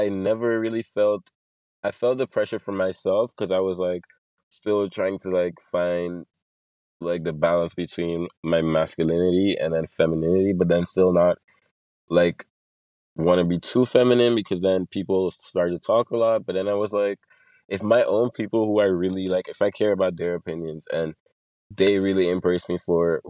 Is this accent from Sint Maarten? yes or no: yes; Sint Maarten; also born or lived in Curaçao; I was born in Curacao, but I was raised in Sint Maarten